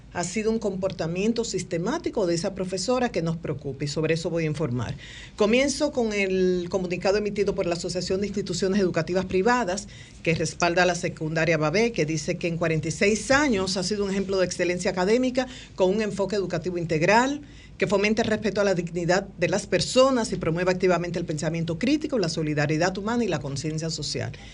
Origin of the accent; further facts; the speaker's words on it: Dominican Republic; nosotros como dominicanos